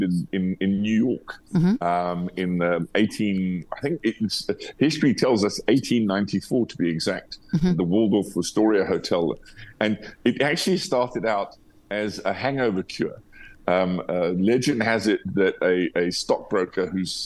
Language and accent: English; South Africa